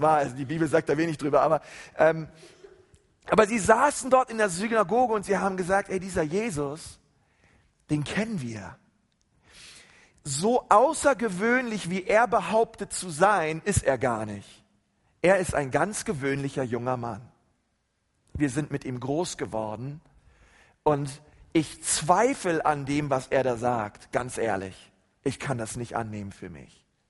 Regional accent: Germany; bei uns in Deutschland

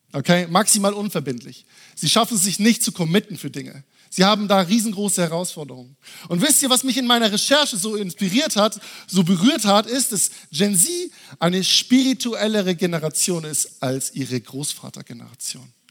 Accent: Würzburg, Bavaria, Germany; ich komme eigentlich aus Würzburg und ich war in meiner Heimatgemeinde

